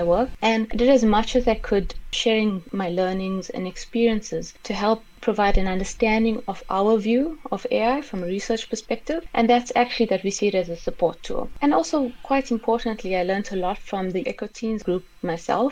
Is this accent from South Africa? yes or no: yes; South Africa; moved away as an adult; now in London, United Kingdom; I'm from South Africa